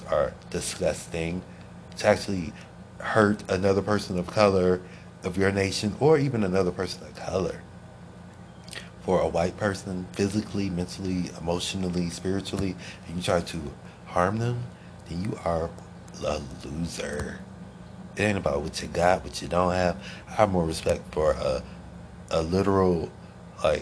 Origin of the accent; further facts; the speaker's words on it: Akron, Ohio, United States; moved away; I was born and raised in Akron, Ohio